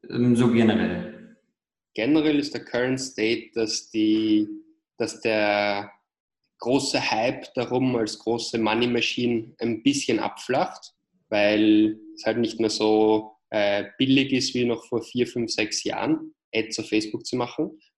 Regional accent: Vienna, Austria; accent: Austrian; wie ihr vielleicht an meinem kleinen äh, Akzent hört, bin ich ursprünglich aus Wien, aus Österreich. Ähm, habe deswegen halt auch diesen Ösi-Akzent

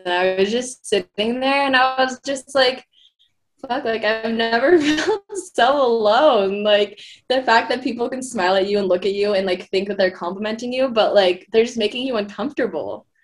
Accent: Philippines; I mean, I'm Filipino. I like get darker also in the summers

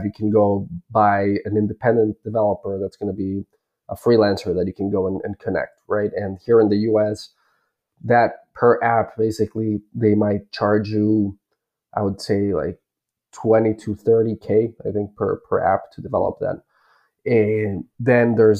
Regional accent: Bolivia; moved away; I was originally born and raised in Bolivia

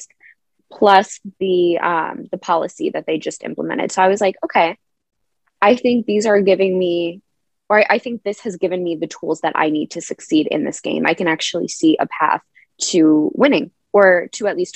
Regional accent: Naperville, Illinois, United States; my hometown of Naperville, and we were at my childhood dance studio

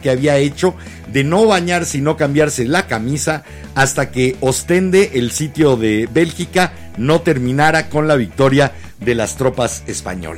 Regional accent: Mexico City, Mexico; De la H Ciudad de México.

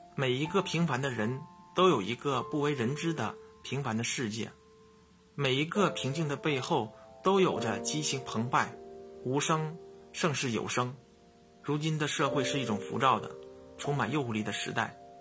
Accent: northern China, China; 作为北方人的我

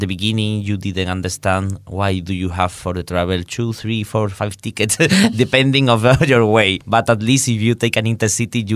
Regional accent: Malaga, Andalusia, Spain; moved away as an adult; now in Hungary; in my hometown, I have really close people that produce

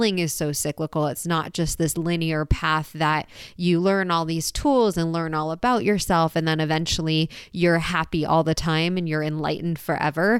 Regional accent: San Diego, California, United States; moved away; I just got back to my hometown, San Diego.

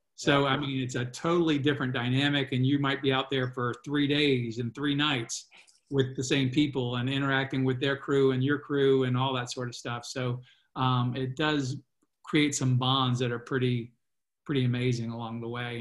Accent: Virginia, United States; and I'm from Virginia.

